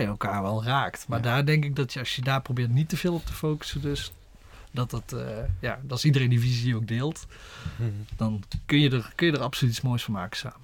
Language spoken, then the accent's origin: Dutch; a village near Horst, North Limburg, Netherlands; kom oorspronkelijk uit Zwolle bij Horst in de buurt